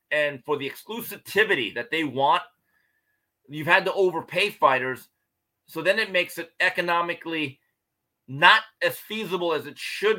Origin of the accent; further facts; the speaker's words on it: Grand Rapids, Michigan, United States; my hometown, Grand Rapids, Michigan.